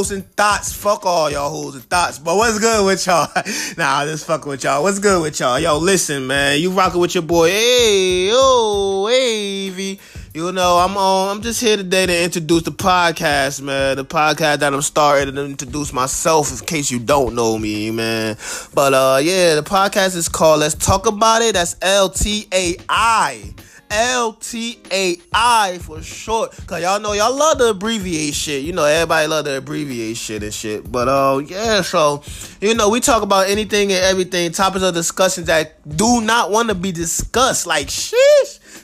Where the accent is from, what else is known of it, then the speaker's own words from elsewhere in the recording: North New Jersey, United States; moved away as an adult; also born or lived in Newark (Brick City); now in North Carolina, United States; I'm from North New Jersey, 27-year-old Virgo